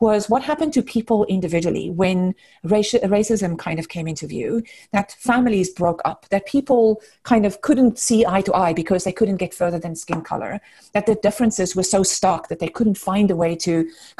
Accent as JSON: {"language": "English", "country": "South Africa", "tie": "born or raised there", "moved": "as an adult", "lives_now": "United States", "said": "I grew up in South Africa. I spent most of my kind of childhood and adult years in South Africa, grew up there. I came to the US about 20 years ago, so this is definitely home"}